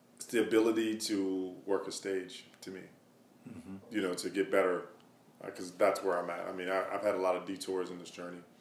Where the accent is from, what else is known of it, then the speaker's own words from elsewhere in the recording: Madison, Wisconsin, United States; I'm from Madison, Wisconsin, a small town in the Midwest